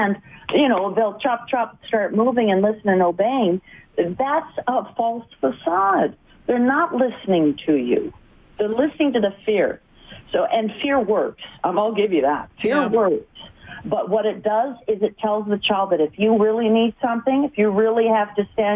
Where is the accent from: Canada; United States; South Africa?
Canada; Vancouver, British Columbia; I'm from Vancouver, BC, and I'm in Ontario, in Ottawa and Toronto, doing training